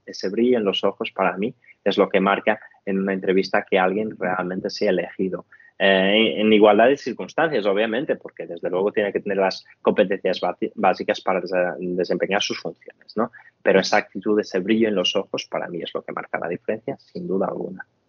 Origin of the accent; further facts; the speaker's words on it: Portugal; now in Spain; soy portugués